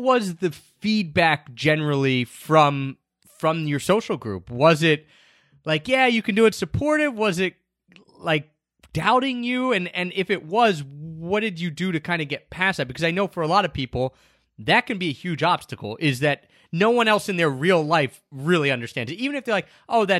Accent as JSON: {"language": "English", "region": "East Coast", "country": "United States", "tie": "born or raised there", "also_born_or_lived": "Japan", "moved": "as an adult", "said": "I grew up on the East Coast"}